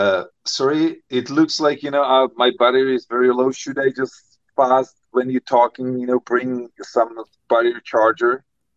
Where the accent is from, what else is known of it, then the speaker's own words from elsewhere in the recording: Prague, Czechia; English is a second language; Yes. I grew up in Prague. I have a cottage in South Bohemia, which is basically, you know, the area where Jan Žižka was fighting.